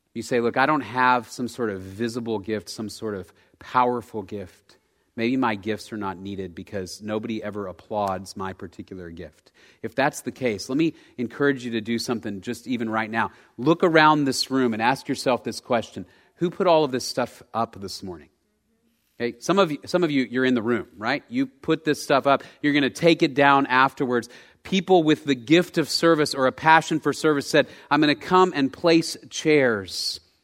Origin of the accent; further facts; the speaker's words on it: Dallas, Texas, United States; I grew up in Dallas